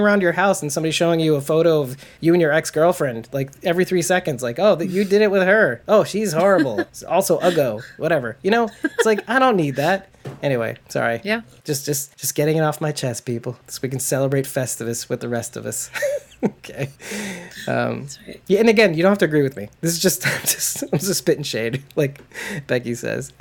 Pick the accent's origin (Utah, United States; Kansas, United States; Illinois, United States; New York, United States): New York, United States; I'm a from from New York, not a Southerner